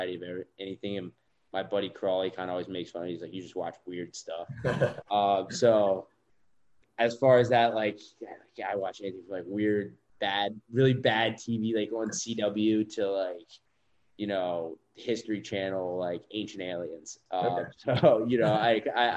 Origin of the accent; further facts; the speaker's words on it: Baltimore, Maryland, United States; moved away; being from Baltimore